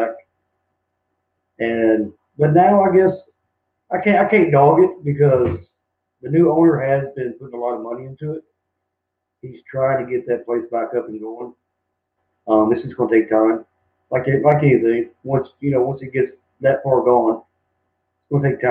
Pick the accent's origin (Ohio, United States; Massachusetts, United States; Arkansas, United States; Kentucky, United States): Kentucky, United States; Lexington; moved away as an adult; also born or lived in Hickory, North Carolina / Concan, Texas; now in San Antonio, United States; I'm from Lexington, but moving out here, I moved from Hickory, North Carolina